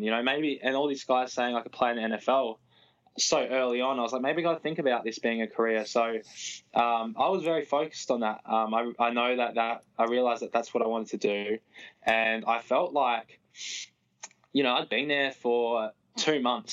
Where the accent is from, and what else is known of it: Australia; moved away as an adult; now in United States